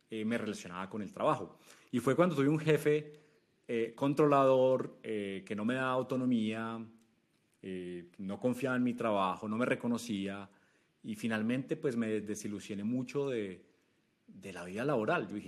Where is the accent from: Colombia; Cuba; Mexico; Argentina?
Colombia; Manizales, Caldas; moved away as an adult; yo me fui a Chile, yo soy colombiano de una ciudad que se llama Manizales, en, las montañas de Colombia. Me fui a Chile eh, una vez eh, me gradué de la universidad como ingeniero de sistemas.